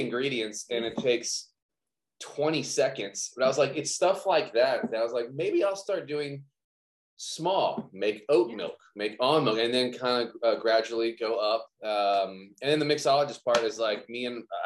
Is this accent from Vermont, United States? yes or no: no; Baton Rouge and New Orleans area, South Louisiana, United States; I'm from the South Louisiana, Baton Rouge and New Orleans area